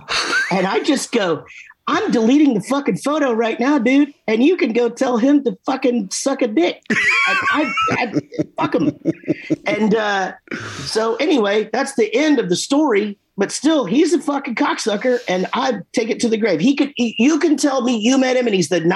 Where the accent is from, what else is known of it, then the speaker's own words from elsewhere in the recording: Texas, United States; we're from Texas